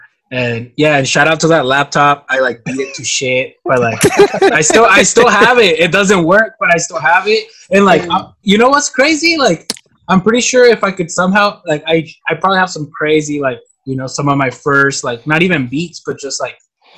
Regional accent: Mexicali, Baja California, Mexico; first language Spanish; English is a second language; So I'm from Mexicali, but I mean I've been living here for you know, I'm 27

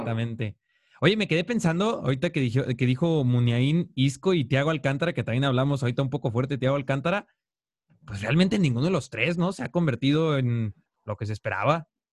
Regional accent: Mexico; acá de los mexicanos

